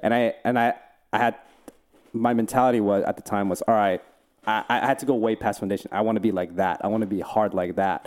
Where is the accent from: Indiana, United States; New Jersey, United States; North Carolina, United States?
New Jersey, United States; now in Los Angeles, United States; Jersey. I grew up in Jersey.